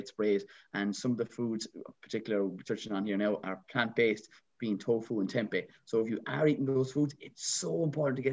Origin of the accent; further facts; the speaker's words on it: Ireland; I'm an Irish traditional man